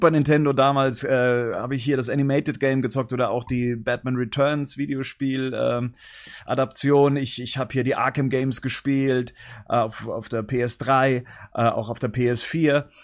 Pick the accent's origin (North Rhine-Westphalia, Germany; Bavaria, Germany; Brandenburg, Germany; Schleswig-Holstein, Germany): Bavaria, Germany; Ich bin äh, 38 Jahre alt. Ich komme aus der Nähe von München.